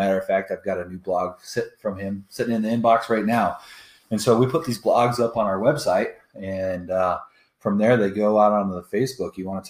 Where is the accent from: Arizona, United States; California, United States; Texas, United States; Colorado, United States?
Colorado, United States; I grew up fishing in Colorado for, I've been fishing since I was in diapers.